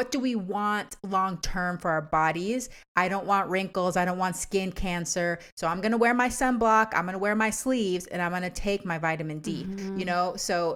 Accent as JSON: {"language": "English", "region": "Texas", "country": "United States", "tie": "born or raised there", "also_born_or_lived": "Washington State", "moved": "yes", "lives_now": "Washington, United States", "said": "I grew up in Texas too"}